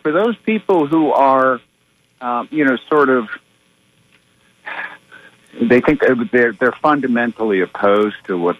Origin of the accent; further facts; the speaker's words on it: Detroit, Michigan, United States; I grew up in Detroit